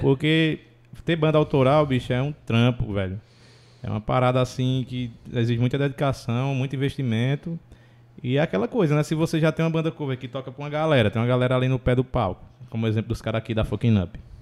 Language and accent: Portuguese; Brejo, Ceará, Brazil; eu sou do Brejo, né?